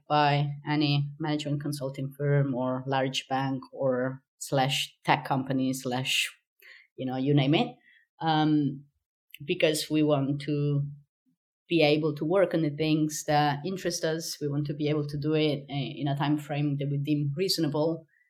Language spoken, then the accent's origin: English; Sicily, Italy; English is a second language; now in Rotterdam, Netherlands; I'm from Sicily.